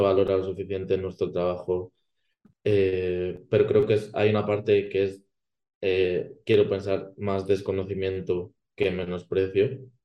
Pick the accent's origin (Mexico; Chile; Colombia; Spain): Spain; que conozco la cultura de, mi país